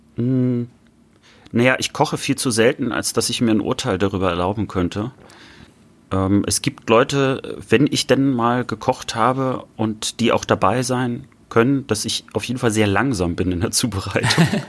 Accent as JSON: {"language": "German", "region": "north-east Germany", "country": "Germany", "said": "ich sage häufiger dann Nordosten, wenn mich jemand fragt, wo, woher ich komme"}